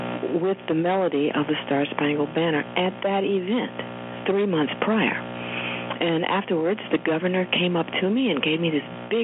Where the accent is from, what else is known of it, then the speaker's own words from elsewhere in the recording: Roanoke, Virginia, United States; it wasn't so much growing up in Roanoke as it was seeing my mother change into this strong, self-determined person